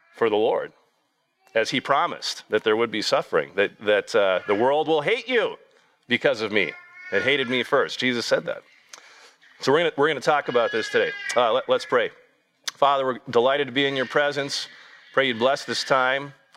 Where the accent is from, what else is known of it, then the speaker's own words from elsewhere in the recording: United States; here in the United States